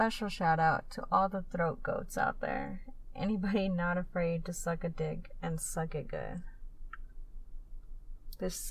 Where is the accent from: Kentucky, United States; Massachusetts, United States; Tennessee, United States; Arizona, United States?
Arizona, United States; Tucson; here in Tucson, my hometown